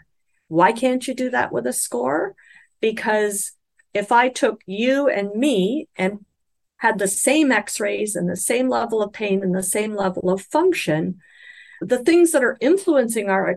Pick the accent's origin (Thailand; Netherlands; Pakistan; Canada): Canada; I'm speaking as a Canadian